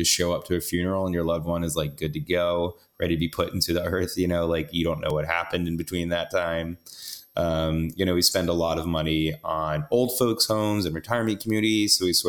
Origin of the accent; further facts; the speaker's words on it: the South, United States; now in New York City, United States; I'm from the South, so I like generally like going home and arguing about politics